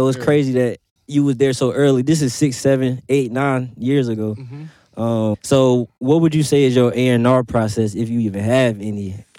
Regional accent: Charlotte, North Carolina, United States; I'm from Charlotte.

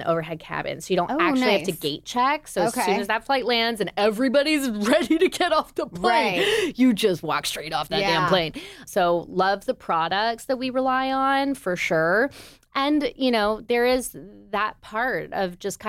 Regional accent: Toronto, Ontario, Canada; moved away as an adult; also born or lived in New York; now in Nashville, United States; I'm from Toronto. As we said, I'm Canadian

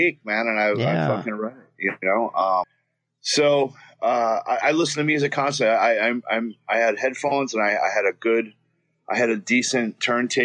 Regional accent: the South, United States; accent: Southern; moved away; also born or lived in Queens, New York / Astoria, New York; at the time I did have a Southern accent, you know, because I grew up in the South

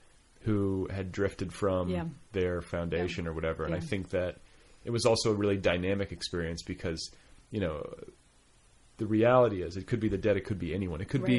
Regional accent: Indiana, United States; also born or lived in Milwaukee, Wisconsin; I was born in Milwaukee, junior high and high school in Indiana.

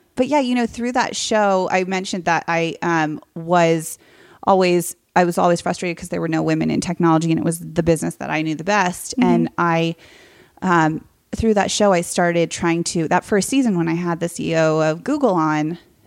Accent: Silicon Valley, California, United States; So I grew up in Silicon Valley, like before it was Hollywoodized

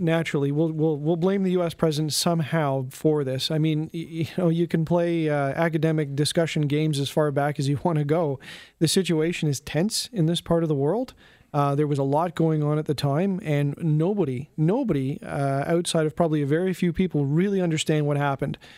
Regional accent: Canada; as a Canadian

